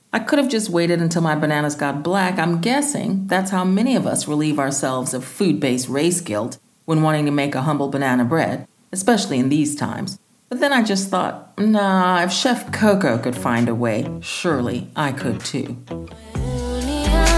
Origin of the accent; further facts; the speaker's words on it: United States; now in Cape Town, South Africa; I'm an African-American, and I've lived here for a long time